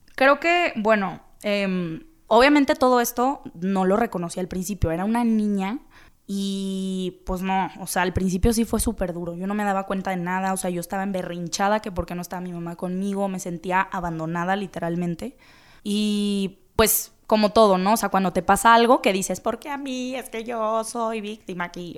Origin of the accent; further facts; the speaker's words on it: Guadalajara, Jalisco, Mexico; soy de Guadalajara, soy de aquí, llevo toda la vida, toda la vida viviendo aquí